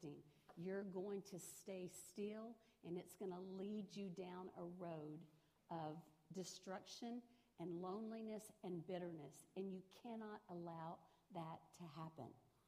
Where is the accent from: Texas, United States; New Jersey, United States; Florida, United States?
Texas, United States; Rosenberg; I grew up in Richmond, Rosenberg, just right down the road. That's where I grew up.